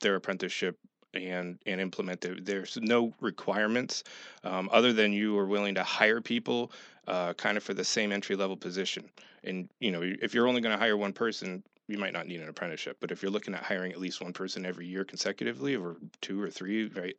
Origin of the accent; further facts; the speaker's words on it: Schenectady, New York, United States; moved away as an adult; also born or lived in Middletown, New York; now in Horry County, South Carolina, United States; I'm originally from Schenectady